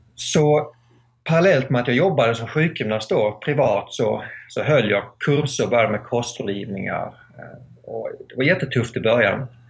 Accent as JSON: {"language": "Swedish", "region": "Skåne", "country": "Sweden", "also_born_or_lived": "United States", "moved": "yes", "lives_now": "Täby, Sweden", "said": "jag kommer från Skåne ursprungligen men bor i, i Täby utanför Stockholm"}